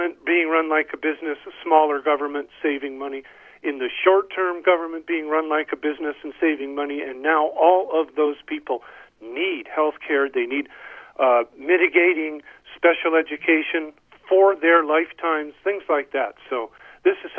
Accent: Michigan, United States; I am from Michigan

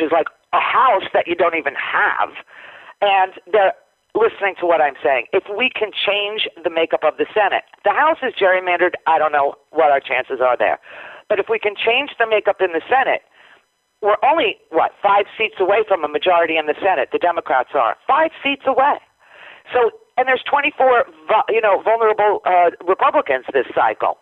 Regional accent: Florida, United States; we are from Florida

